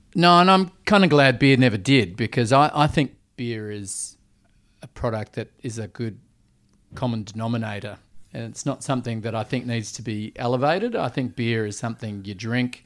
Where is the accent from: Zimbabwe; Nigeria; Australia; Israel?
Australia; Perth, Western Australia; also born or lived in Vancouver, Canada; someone that always loved hospitality growing up in Perth